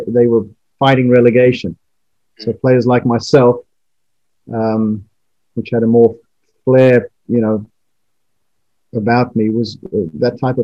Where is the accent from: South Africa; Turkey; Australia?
South Africa; moved away; also born or lived in London; Growing up in South Africa